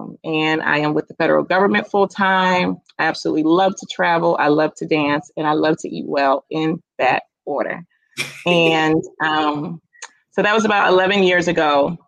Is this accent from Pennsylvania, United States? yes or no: yes; Philadelphia, Pennsylvania, United States; moved away as an adult; also born or lived in DMV (Washington, D.C. area); now in Washington, D.C. area, United States; So I'm originally from Philadelphia, Pennsylvania, and I moved to the DMV about 11 years ago. So it's definitely home now.